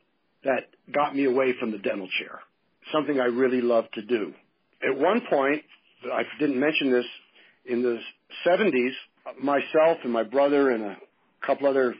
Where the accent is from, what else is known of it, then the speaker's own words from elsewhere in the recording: United States; I was born in the United States